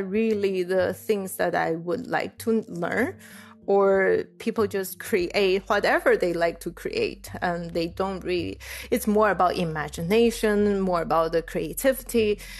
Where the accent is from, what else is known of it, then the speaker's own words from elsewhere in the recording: Taiwan; now in Illinois, United States; I was from Taiwan, and Taiwan is pretty monoculture. Like, everything is Chinese, and we all look the same.